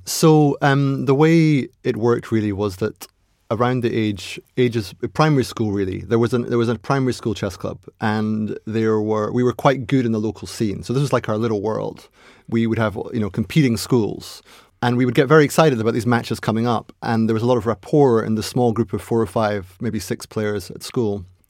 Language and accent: English; Aberdeen, Scotland, United Kingdom; So I was born in Aberdeen, or Aberdeen, as they call it up there.